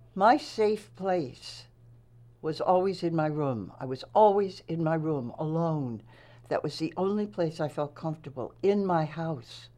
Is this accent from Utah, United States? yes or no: no; Nassau County, Long Island, New York, United States; moved away as an adult; also born or lived in Massachusetts; I graduated high school there